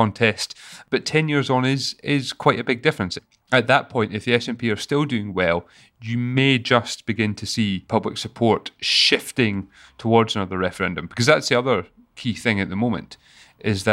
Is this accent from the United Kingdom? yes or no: yes; Scotland, United Kingdom; as a Scottish person